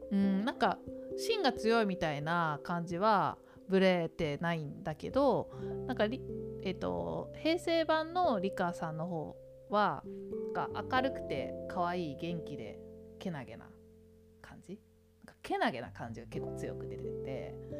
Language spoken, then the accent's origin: Japanese; Tokyo, Japan; 東京で育ってしまった私の